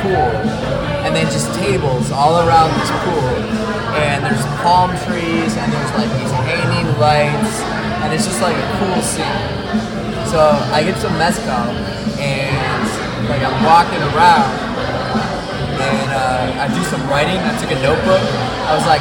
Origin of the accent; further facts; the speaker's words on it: Chicago, Illinois, United States; Guess where I'm from? I say, Chicago